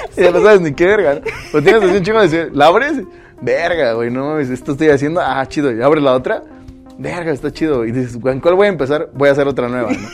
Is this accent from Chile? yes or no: no; Oaxaca, Mexico; como paisanos, como oaxaqueños